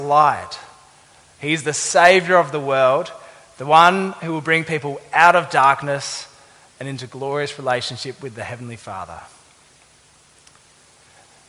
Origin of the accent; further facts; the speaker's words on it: Adelaide, South Australia, Australia; moved away; I'm from Adelaide.